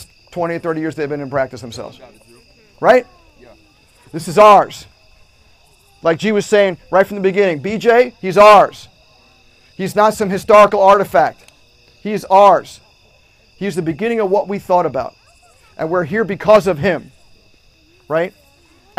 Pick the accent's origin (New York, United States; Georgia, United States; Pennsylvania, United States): New York, United States; I'm from New York, so I was going to SUNY Albany.